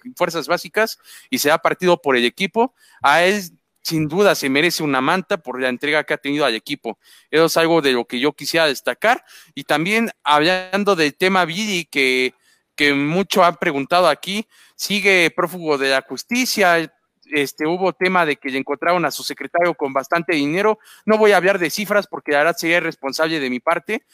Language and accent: Spanish; Mexico; a nosotros como mexicanos